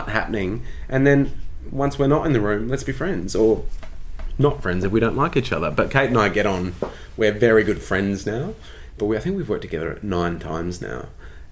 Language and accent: English; Australia; accent: Australian; moved away as an adult; also born or lived in London, United Kingdom